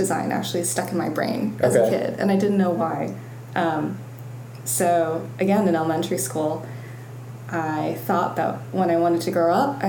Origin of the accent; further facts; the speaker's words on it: Colorado, United States; So I was born in Colorado. My dad works for the National Park Service, and there's a regional office in Denver. So I and my sister grew up in Colorado in the foothills.